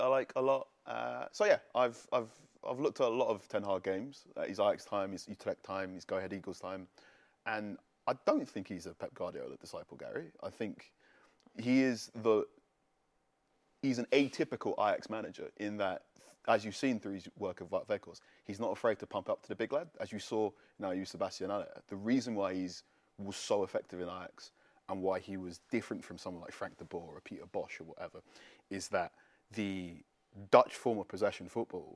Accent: Ghana; I'm speaking as a Ghanaian man

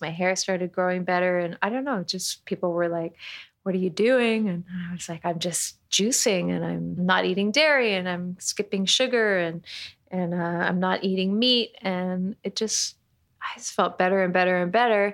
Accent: Toronto, Ontario, Canada; moved away; I'm Canadian. I'm from Toronto.

